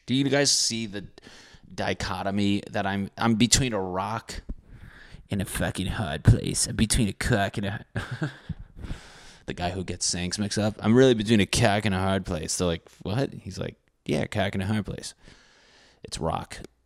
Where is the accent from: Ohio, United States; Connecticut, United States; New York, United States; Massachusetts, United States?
Connecticut, United States; When I grew up in Connecticut